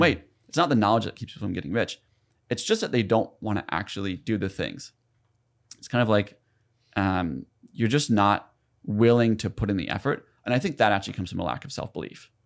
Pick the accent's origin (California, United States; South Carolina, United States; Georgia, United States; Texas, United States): South Carolina, United States; moved away as an adult; also born or lived in Ithaca, New York; I grew up in South Carolina, like, in poverty